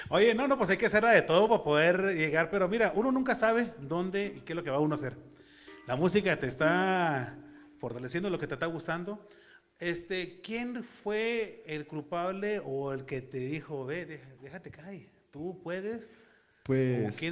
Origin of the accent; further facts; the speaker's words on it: Ensenada, Baja California, Mexico; Yo soy originario de Ensenada, Baja California.